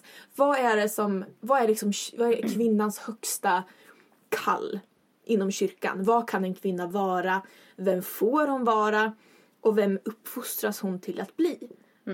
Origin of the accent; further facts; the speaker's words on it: Östersund, Jämtland, Sweden; now in Uppsala, Sweden; Jag kommer från Östersund jämte.